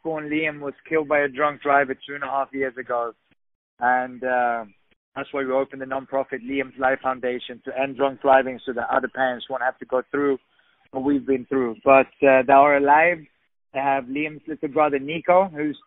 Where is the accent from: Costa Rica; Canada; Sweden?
Sweden; also born or lived in England; now in Los Angeles, United States; I'm originally from Sweden. I lived in England